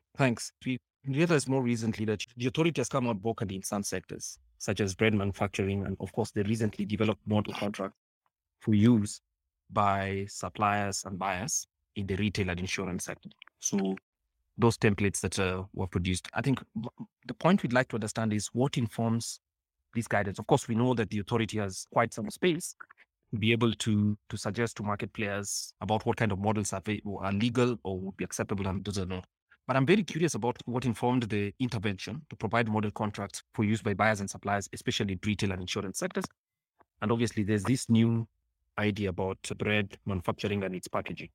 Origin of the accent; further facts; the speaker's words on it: Kenya; as a Kenyan